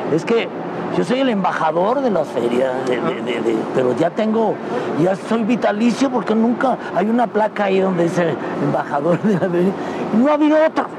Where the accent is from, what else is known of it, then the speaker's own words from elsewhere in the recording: León, Guanajuato, Mexico; moved away as an adult; soy muy orgulloso de ser de León. Quiero mucho, aquí vive toda mi familia porque yo sí aquí nací